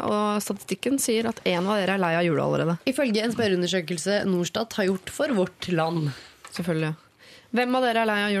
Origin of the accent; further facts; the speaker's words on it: Norway; kommer man jo til et annet nytt land, og du har jo ikke nærheten av like stort nettverk som det du har hjemme i Norge.